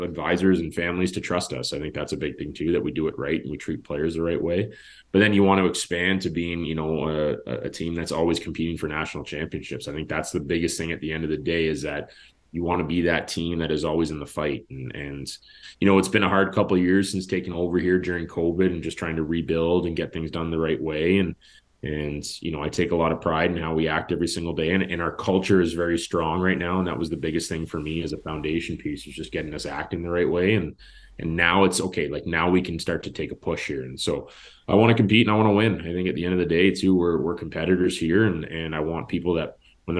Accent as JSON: {"language": "English", "town": "Carp", "region": "Ontario", "country": "Canada", "tie": "born or raised there", "also_born_or_lived": "Sarnia", "lives_now": "Carleton Place, Canada", "said": "I grew up just outside of Carp"}